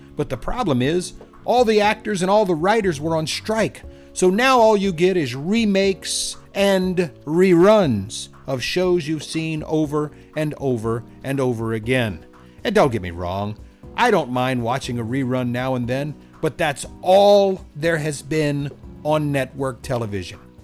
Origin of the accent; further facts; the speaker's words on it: the South, United States; accent: slight southern; my slight southern accent